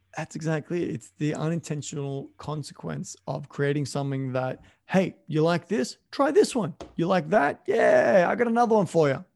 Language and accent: English; Australia; moved away as an adult; also born or lived in Canada; I'm an Australian living in Canada at the time.